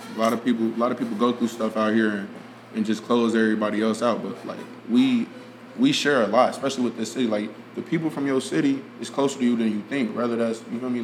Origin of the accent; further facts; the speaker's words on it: Cincinnati, Ohio, United States; we was born in Cincinnati.